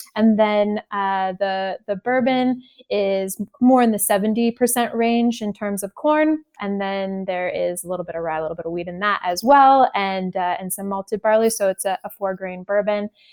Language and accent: English; Napa Valley, California, United States; also born or lived in Japan; I was born and raised in the Napa Valley, surrounded by beautiful vineyards and wine and grapes.